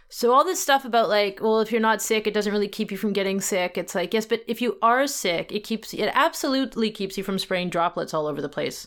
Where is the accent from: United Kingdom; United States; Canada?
Canada; Vancouver, British Columbia; moved away; it is my hometown